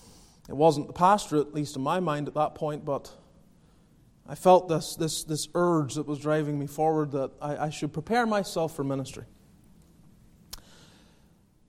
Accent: Northern Ireland, United Kingdom; also born or lived in Calgary, Canada; now in Greenville, United States; Growing up in Northern Ireland

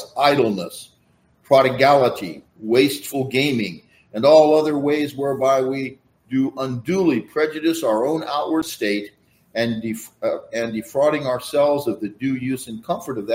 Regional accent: Central Valley, California, United States; growing up in the Central Valley

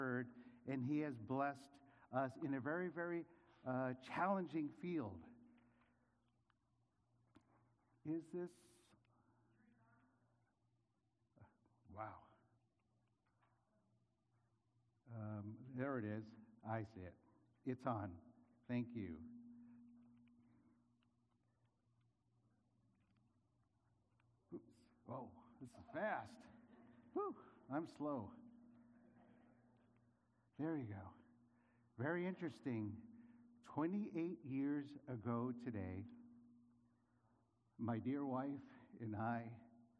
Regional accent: San Diego, California, United States; moved away as an adult; also born or lived in Philippines / Los Angeles; now in Spain; I grew up in California, down in San Diego

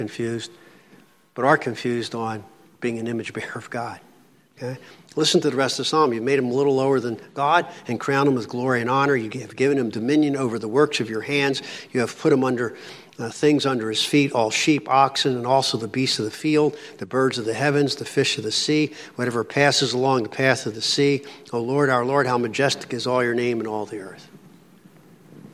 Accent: Philadelphia, Pennsylvania, United States; Coming from Philly, I was born in Philly, raised in Philly, lived there

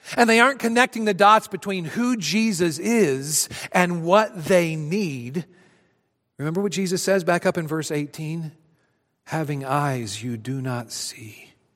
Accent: Adrian, Missouri, United States; my hometown of Adrian, Missouri

